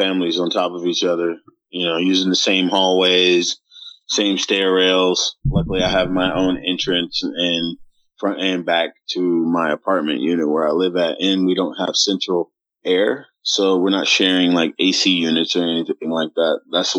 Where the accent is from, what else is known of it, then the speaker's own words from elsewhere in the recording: Dallas, Texas, United States; accent: Minnesota; growing up in Dallas was kind of hard as a youngster, because, you know, I've got this Minnesota accent where I just speak a little bit more proper, I guess, than most people down here are used to.